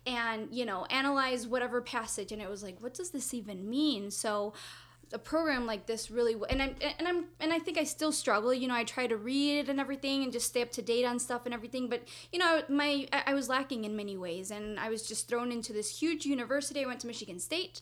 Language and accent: English; Mexico; English is a second language; moved away as an adult; now in United States; I'm from Mexico, and so I went to school there, K through 12.